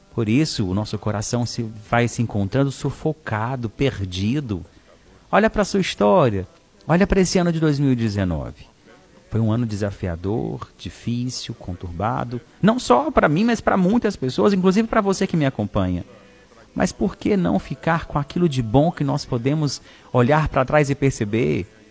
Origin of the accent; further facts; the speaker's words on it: Araxá, Minas Gerais, Brazil; now in Fortaleza, Brazil; Araxá, Minas Gerais, na minha cidade natal